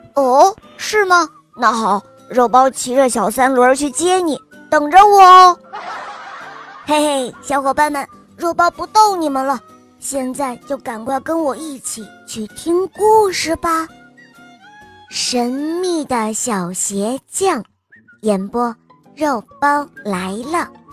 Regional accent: Berlin, Germany; 我今年六岁了，我来自德国柏林

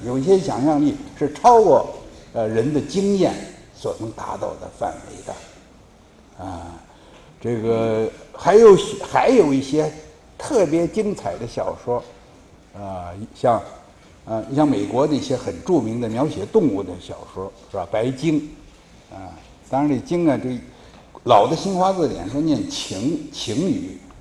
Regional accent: China; 我们中国人

